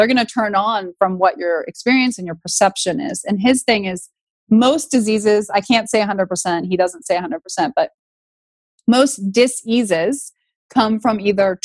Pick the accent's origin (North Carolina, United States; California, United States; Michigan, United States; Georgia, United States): California, United States; Northern; I grew up in Northern California